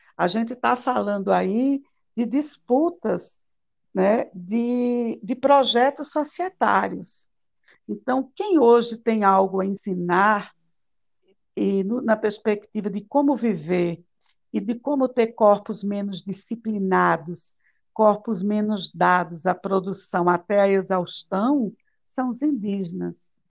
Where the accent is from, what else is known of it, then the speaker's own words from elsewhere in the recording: Palmeira dos Índios, Alagoas, Brazil; Eu nasci numa cidade aqui em Alagoas chamada Palmeira dos Índios.